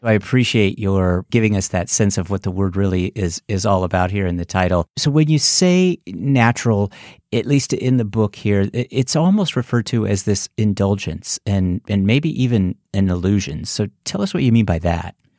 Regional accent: San Francisco, California, United States; moved away; I'm originally from San Francisco

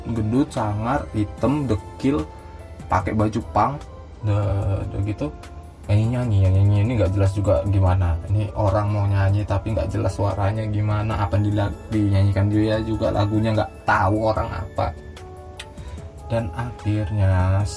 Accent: Medan, North Sumatra, Indonesia; oh kalian dari mana rupanya dari Medan oh iya di Medan kan biasanya ada no, ah, nomor angkot kan ya

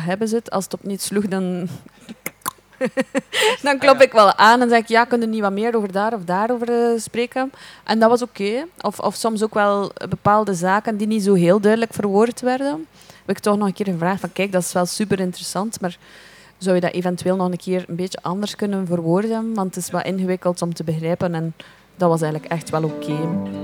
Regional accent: Belgium; wij zijn Belgen, wij komen naar hier

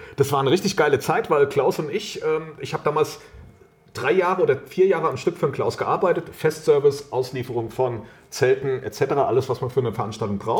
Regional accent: Wiesbaden, Hesse, Germany; moved away as an adult; now in Rheingau, Germany; Ich bin gebürtiger Wiesbadener, jetzt wohne ich im Rheingau

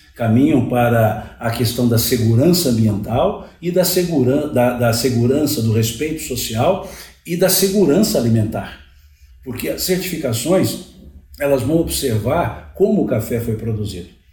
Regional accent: Cerrado, Minas Gerais, Brazil; Eu estou no Cerrado há muitos anos, eu sou do Cerrado

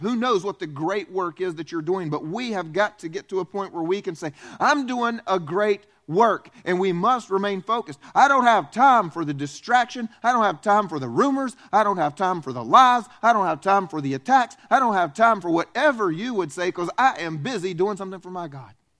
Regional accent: the South, United States; also born or lived in Romania; I was raised in the South, where food groups are like chocolate, french fries, and hamburgers

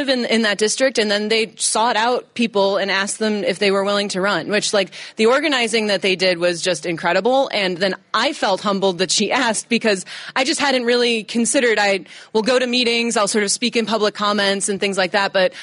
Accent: Lockport, Illinois, United States; moved away as an adult; also born or lived in Chicago; now in Kenosha, United States; I grew up in Lockport, Illinois

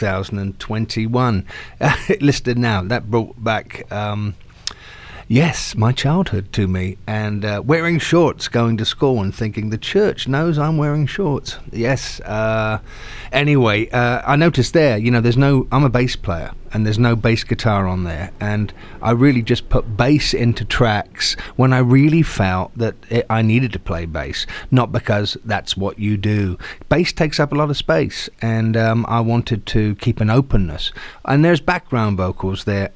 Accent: Southampton, South East England, United Kingdom; I'm an Englishman from Southampton

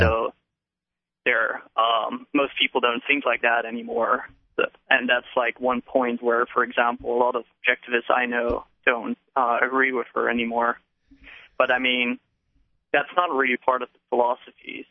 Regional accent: Netherlands; moved away as an adult; now in New Hampshire, United States; originally I'm from the Netherlands, okay. but I'm here for graduate school, so okay. I, I just moved to New Hampshire

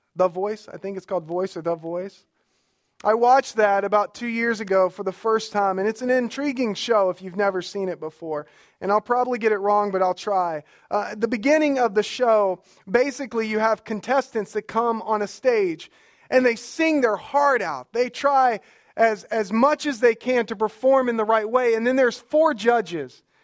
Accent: Alabama, United States; My wife is here, and, uh, we are from Alabama

